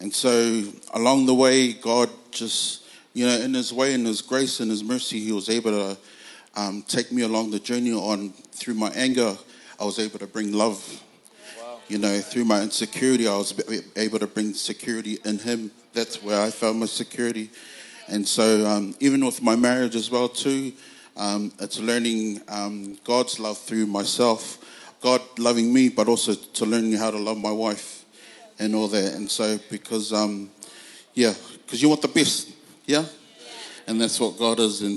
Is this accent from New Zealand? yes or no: yes; Auckland, New Zealand; I'm originally from Otara in South Auckland